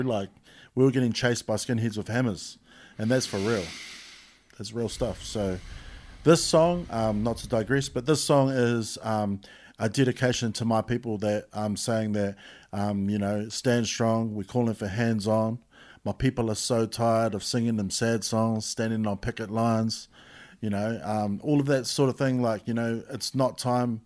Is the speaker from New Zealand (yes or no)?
yes; Christchurch, Canterbury, New Zealand; I come from Pap. I grew up in Pap